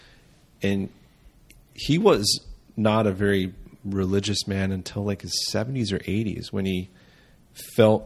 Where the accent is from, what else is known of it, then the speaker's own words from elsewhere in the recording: United States; I'm an American raised with Judeo-Christian values